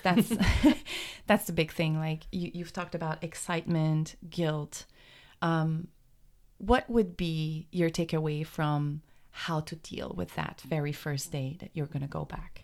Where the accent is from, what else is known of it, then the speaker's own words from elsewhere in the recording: Canada; moved away; I'm from Canada